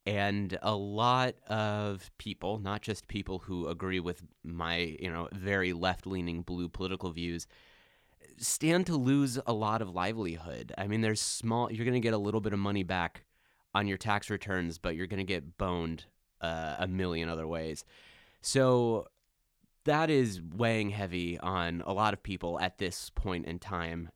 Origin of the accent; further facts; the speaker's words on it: Midwest, United States; moved away; I'm a Midwesterner